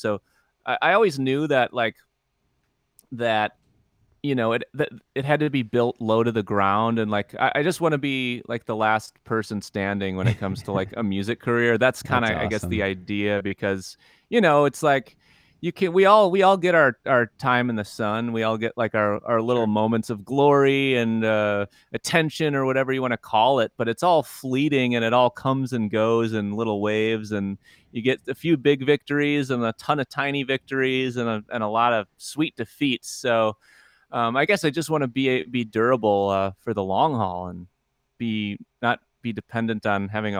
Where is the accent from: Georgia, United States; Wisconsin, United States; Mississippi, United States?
Wisconsin, United States; Eau Claire; born there; also born or lived in Asia; now in Milwaukee, United States; So yeah, I was born in Eau Claire, and that's kind of a family base camp.